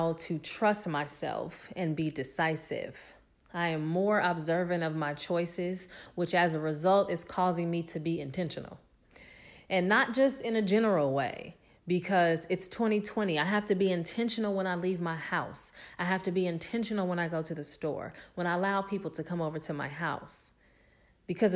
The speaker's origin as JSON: {"language": "English", "town": "Los Angeles", "region": "California", "country": "United States", "also_born_or_lived": "Atlanta, Georgia", "said": "I am from Los Angeles, California"}